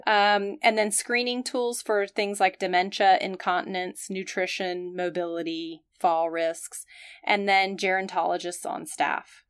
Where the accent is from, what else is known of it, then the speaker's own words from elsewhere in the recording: the South, United States; I'm from the South, where we tend to be formal